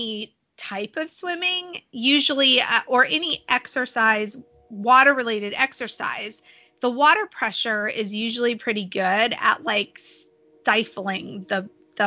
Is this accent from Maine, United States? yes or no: no; San Diego, California, United States; I grew up in San Diego and the beach was a very big part of my childhood